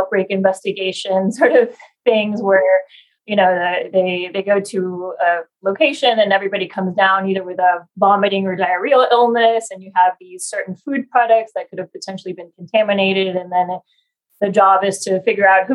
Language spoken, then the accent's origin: English; Argentina; now in Houston, United States; I'm from Argentina originally